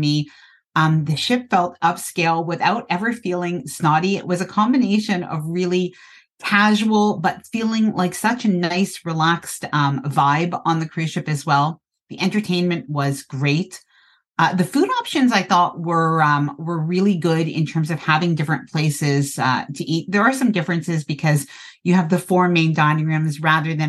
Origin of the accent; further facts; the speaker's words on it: Canada; I'm Canadian and I live in a cold climate